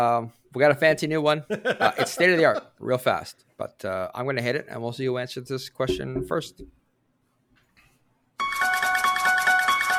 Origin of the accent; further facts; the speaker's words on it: Canada; In honor of being Canadian